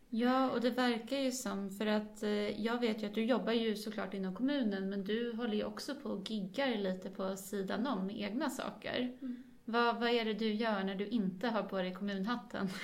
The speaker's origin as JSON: {"language": "Swedish", "country": "Sweden", "said": "jag är ju ändå från Sverige"}